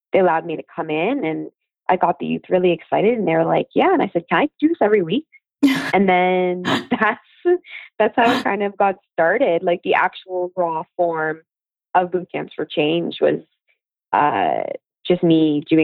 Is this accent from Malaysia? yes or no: no; London, United Kingdom; she lives in the house that I grew up in London, beside us.